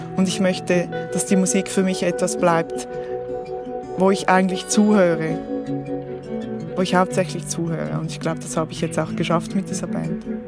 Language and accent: German; Switzerland; accent: Swiss German; first language Swiss German; dass ich mich auf Schweizerdeutsch nicht so ausdrücken kann, wie ich es gerne hätte, ähm, obwohl es meine Muttersprache ist